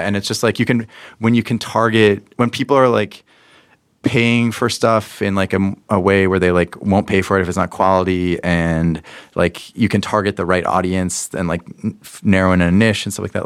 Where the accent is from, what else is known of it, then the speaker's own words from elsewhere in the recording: Pittsburgh, Pennsylvania, United States; I grew up in Pittsburgh, Pennsylvania, a long time ago